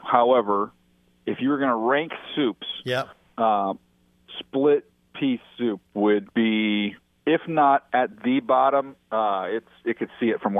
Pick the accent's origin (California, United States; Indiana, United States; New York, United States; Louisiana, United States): Indiana, United States; born there; now in San Diego, United States; I know, but I was born in Indiana. So, like, you know, growing up, we still enjoyed some Midwestern food.